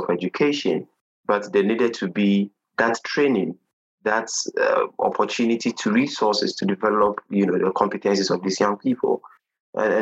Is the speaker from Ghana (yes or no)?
yes; Ghana; I hail from Ghana in West Africa